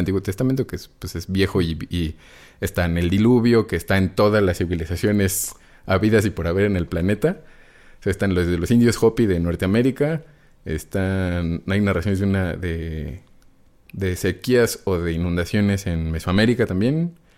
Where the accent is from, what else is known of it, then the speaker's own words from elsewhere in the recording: Mexico City, Mexico; Yo soy chilango